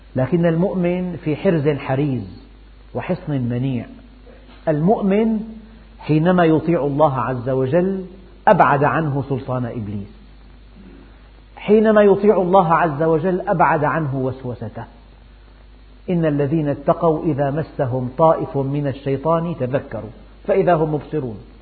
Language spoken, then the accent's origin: Arabic; Syria; عندنا في الشام